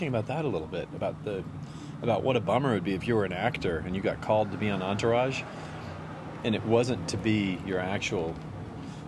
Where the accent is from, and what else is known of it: San Diego, California, United States; born or raised there; now in New York, United States